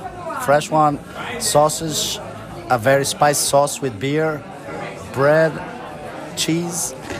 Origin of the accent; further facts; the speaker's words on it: Porto, Norte, Portugal; now in Cologne, Germany; from Portugal, Porto.